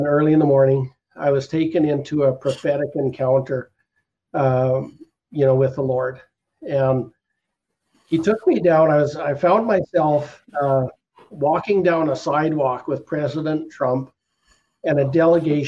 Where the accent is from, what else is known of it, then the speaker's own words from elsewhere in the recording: Canada; Canadian brothers and sisters and the Canadian Ecclesia